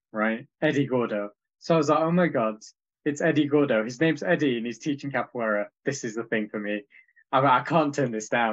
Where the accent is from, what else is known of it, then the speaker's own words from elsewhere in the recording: Leeds, Yorkshire and the Humber, United Kingdom; I moved back from university to my hometown Leeds